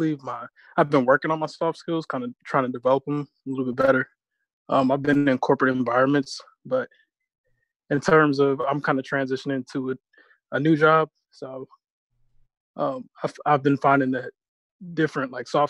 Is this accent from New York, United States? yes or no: no; Virginia Beach, Virginia, United States; also born or lived in Washington, D.C.; I'm from Virginia Beach. Went to school in D.C.